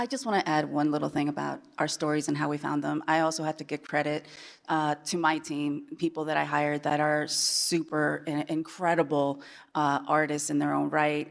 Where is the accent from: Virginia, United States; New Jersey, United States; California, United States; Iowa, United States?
Iowa, United States; born or raised there; moved away as an adult; also born or lived in Chile / Manhattan